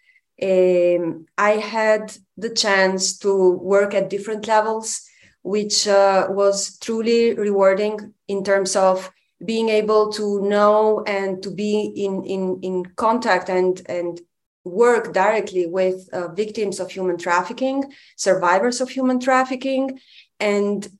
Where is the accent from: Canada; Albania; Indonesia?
Albania; moved away as an adult; now in Romania; I am from Albania. So I grew up in one of the worst dictatorships that the world has known